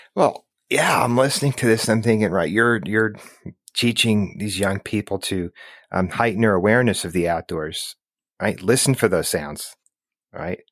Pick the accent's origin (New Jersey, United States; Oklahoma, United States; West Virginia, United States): New Jersey, United States; I'm from New Jersey